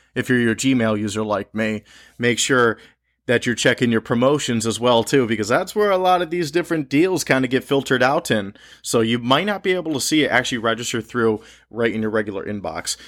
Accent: Connecticut, United States; I'm recording this podcast from my home state of Connecticut

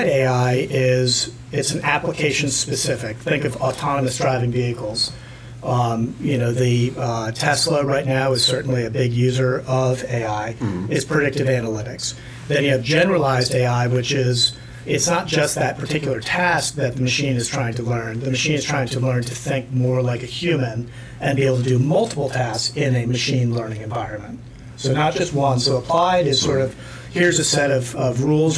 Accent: New York, United States; I grew up in New York.

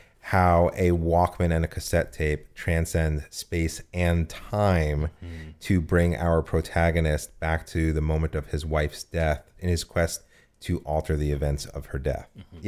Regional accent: United States; moved away; also born or lived in New Jersey; No, I'm from New York and New Jersey. I did undergrad theater at Rutgers.

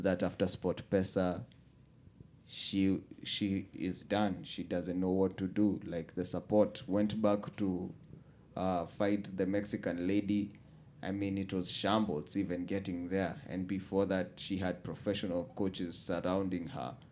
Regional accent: Kenya

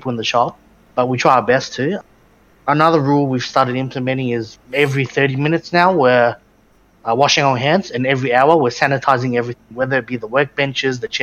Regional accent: Australia; born and raised in Australia with a Vietnamese background

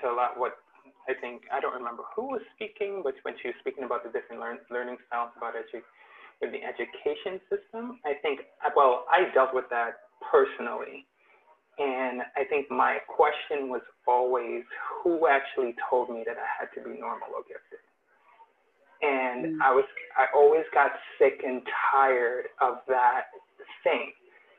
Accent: Trinidad & Tobago; now in United States; I'm originally from Trinidad, and coming from Trinidad to the U.S.

